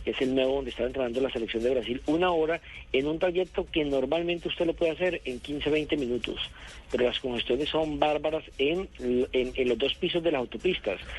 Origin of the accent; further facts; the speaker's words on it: Colombia; Por ejemplo, nosotros que nos vinimos de Colombia no pagamos exceso de peso.